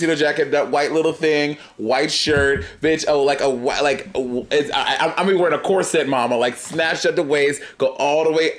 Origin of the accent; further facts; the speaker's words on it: New York City, New York, United States; Also, I grew up in New York City